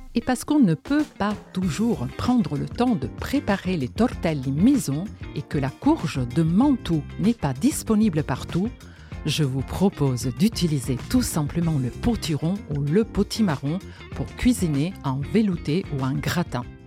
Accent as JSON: {"language": "French", "town": "Genoa", "region": "Liguria", "country": "Italy", "tie": "born or raised there", "moved": "yes", "said": "je suis née à Gênes, en Italie"}